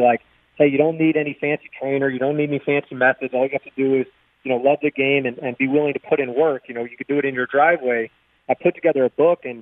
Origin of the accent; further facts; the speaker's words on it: St. Louis, Missouri, United States; We're both from St. Louis